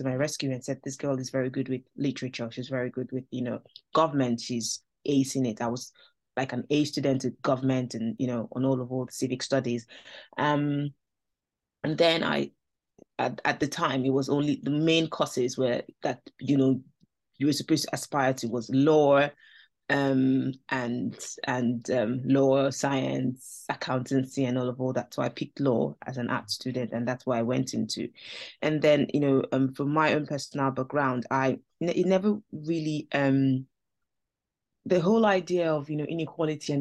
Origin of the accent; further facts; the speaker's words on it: Nigeria; now in United Kingdom; I grew up in Nigeria, so that's where I'm from